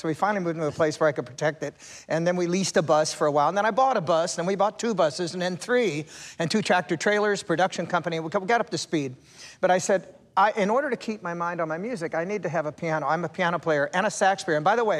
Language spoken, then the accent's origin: English; Sacramento, California, United States; also born or lived in Nevada; now in Tennessee, United States; I'm a farmer from Sacramento, California.